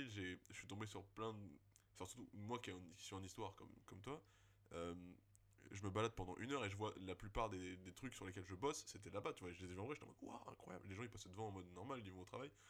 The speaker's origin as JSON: {"language": "French", "town": "Bordeaux", "region": "Nouvelle-Aquitaine", "country": "France", "said": "on sait de quoi on parle parce qu'on est de Bordeaux"}